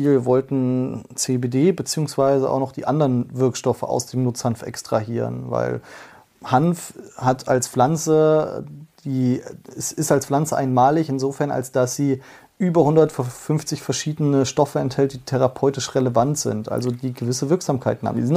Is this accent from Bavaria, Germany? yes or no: no; Fulda, Hesse, Germany; Ja, ich komme aus einer sehr konservativen Stadt. Äh, Fulda liegt so auch an der Grenze zu Bayern, merkt man auch die Nähe auf jeden Fall ähm, ganz gut. Sehr ähm, CDU geprägt.